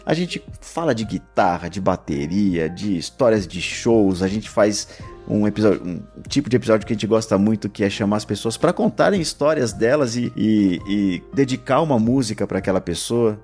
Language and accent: Portuguese; São Paulo, Brazil; accent: paulistano